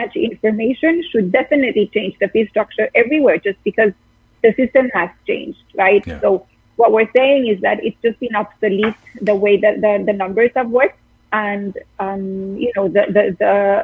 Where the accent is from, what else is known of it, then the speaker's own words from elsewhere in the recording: Costa Rica; moved away as an adult; now in New York, United States; I'm from Costa Rica